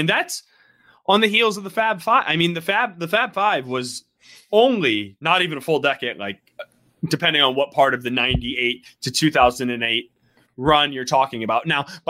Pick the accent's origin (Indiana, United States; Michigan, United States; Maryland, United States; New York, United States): Michigan, United States; Ann Arbor; when I was growing up in Ann Arbor.